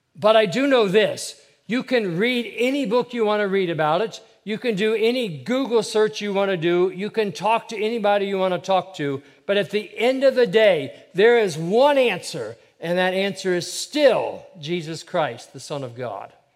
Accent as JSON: {"language": "English", "region": "Ohio", "country": "United States", "tie": "born or raised there", "said": "I have a younger brother. We grew up in Ohio"}